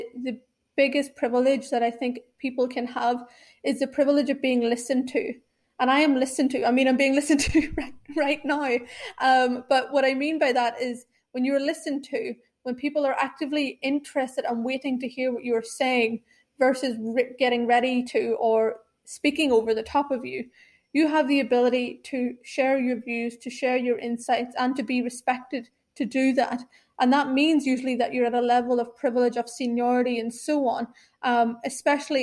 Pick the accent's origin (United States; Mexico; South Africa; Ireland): Ireland; moved away as an adult; also born or lived in Sri Lanka; now in London, United Kingdom; I've been raised in Ireland my entire life. I now live in London